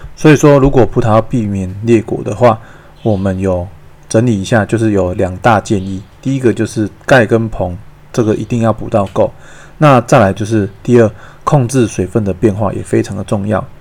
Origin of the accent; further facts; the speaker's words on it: Taichung, Taiwan; 我们台中这边的水情